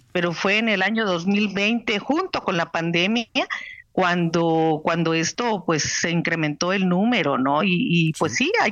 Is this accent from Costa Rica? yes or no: no; Tapachula, Chiapas, Mexico; fui la primera alcaldesa aquí en mi pueblo en el 2020